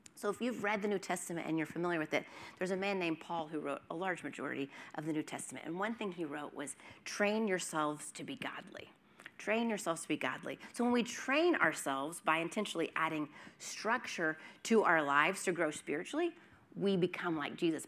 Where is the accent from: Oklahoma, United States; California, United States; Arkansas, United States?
Oklahoma, United States; now in Los Angeles, United States; I'm from Oklahoma. We have tornadoes